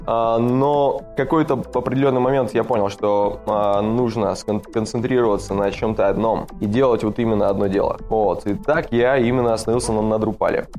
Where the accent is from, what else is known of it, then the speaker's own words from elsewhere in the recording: Omsk, Omsk Oblast, Russia; moved away as an adult; also born or lived in Ivanichi, Ukraine; now in Lviv, Ukraine; я из Омска, но сейчас я во Львове